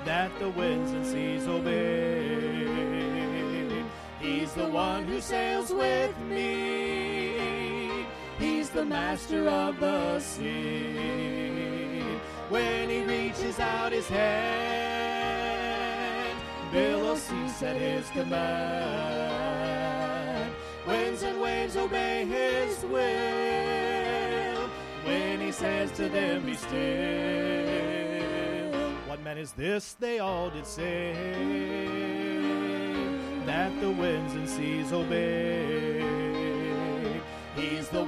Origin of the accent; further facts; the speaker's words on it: Kansas, United States; also born or lived in Oklahoma; now in Tillamook, United States; I'm from Kansas.